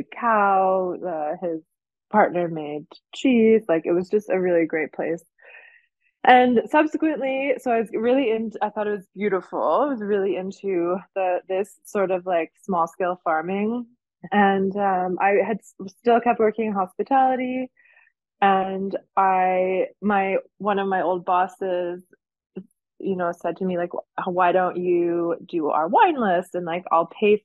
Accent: Canada; moved away as an adult; now in Jura, France; I'm originally Canadian

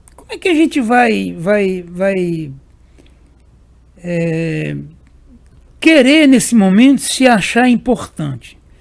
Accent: Serra Talhada, Pernambuco, Brazil; Serra Talhada aí, a minha terra natal

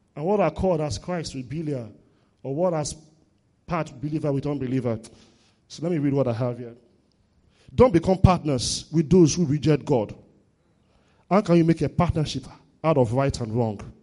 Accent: Warri, Delta, Nigeria; I grew up in Warri.

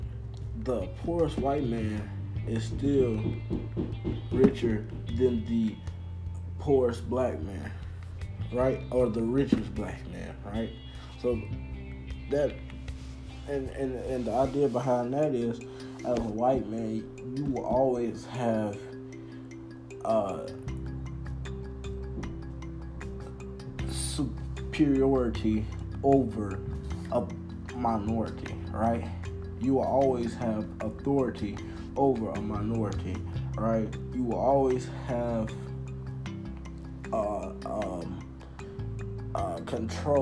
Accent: United States; as an American

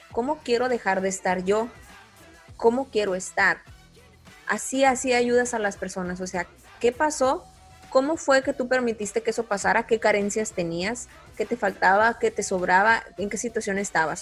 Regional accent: Mexico; soy mujer, soy mexicana

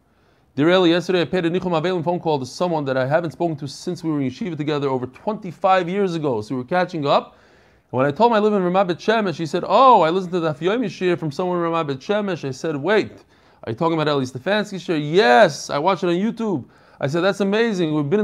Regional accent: Pittsburgh, Pennsylvania, United States; I also have been learning Gemara since I was in fifth grade, growing up in Pittsburgh.

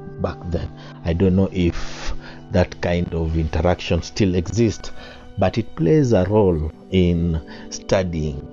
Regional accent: Kenya; I am a Kenyan

